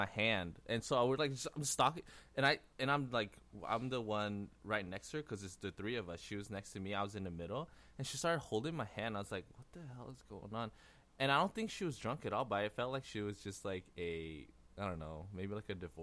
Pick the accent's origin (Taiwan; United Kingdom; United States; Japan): Taiwan; I'm from Taiwan